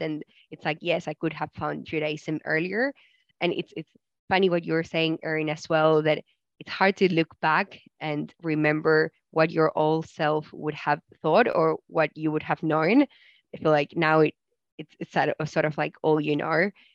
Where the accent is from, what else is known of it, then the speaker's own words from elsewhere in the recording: Argentina; growing up in Argentina, I did have Jewish friends, especially in primary school